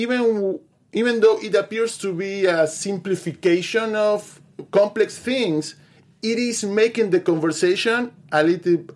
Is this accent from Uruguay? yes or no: yes; Uruguay; I'm from Uruguay